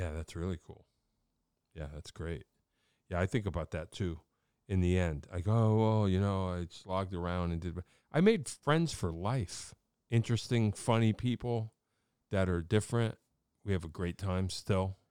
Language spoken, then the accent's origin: English; Wallingford, Connecticut, United States; I grew up in Wallingford, so it's a New Haven thing.